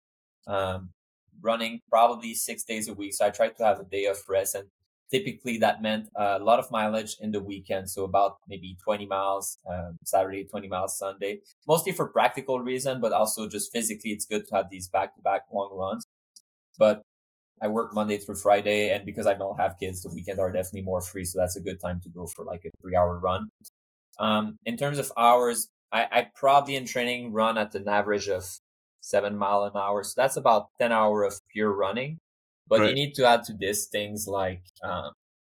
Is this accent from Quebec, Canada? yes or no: yes; Montreal, Quebec, Canada; also born or lived in Switzerland / Sweden / Cambridge, United States; now in United States; I'm from Canada, I'm from Montreal, and I live in Switzerland and Sweden before coming to the US.